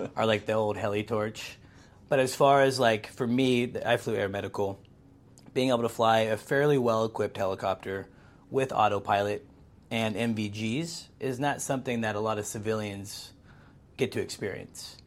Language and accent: English; Pacific Northwest, United States; born or raised there